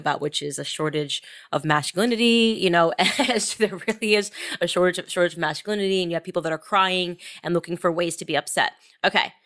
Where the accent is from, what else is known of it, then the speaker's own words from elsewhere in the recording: Connecticut, United States; I'm from the coast. I'm, I grew up in Connecticut.